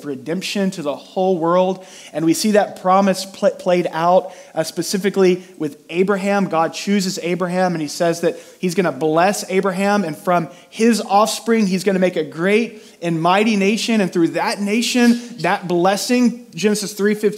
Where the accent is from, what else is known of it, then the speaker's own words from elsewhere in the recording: near Houston, Texas, United States; I grew up near Houston, and so we did a lot of field trips to NASA